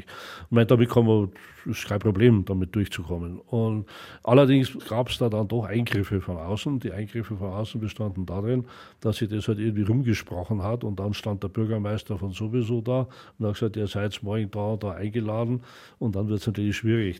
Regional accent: Oberschleißheim, Bavaria, Germany; Ich bin im Schlosspark Schleißheim aufgewachsen

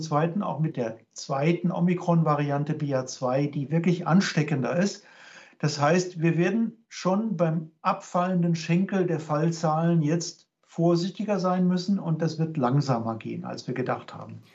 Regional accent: Cologne, North Rhine-Westphalia, Germany; now in Regensburg, Germany; als Kölner

